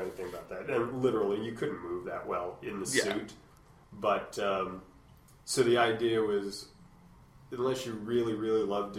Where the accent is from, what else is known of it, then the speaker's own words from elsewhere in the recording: Brockport, New York, United States; moved away; Western New York, just outside of Buffalo, a small town called Brockport